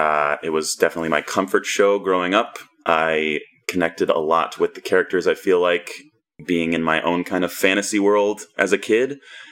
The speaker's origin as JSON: {"language": "English", "town": "Flagstaff", "region": "Arizona", "country": "United States", "tie": "born or raised there", "also_born_or_lived": "Tucson, Arizona", "moved": "as an adult", "lives_now": "Chicago, United States", "said": "I grew up in Arizona, in Flagstaff."}